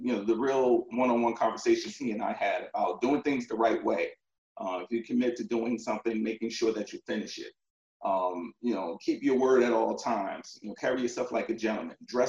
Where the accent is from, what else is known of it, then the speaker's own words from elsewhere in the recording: Elizabeth, New Jersey, United States; moved away; also born or lived in Virginia; I'm from New Jersey, northern New Jersey, a town called Elizabeth, very small town, Elizabeth, New Jersey, right next to Newark Airport, if you're familiar. So I grew up there, went to elementary, middle school, and high school there.